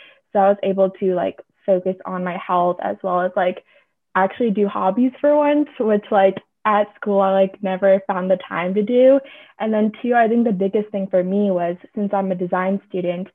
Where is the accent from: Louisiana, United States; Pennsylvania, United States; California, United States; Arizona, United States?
California, United States; Bay Area; moved away as an adult; also born or lived in Atlanta, Georgia; I grew up in the Bay Area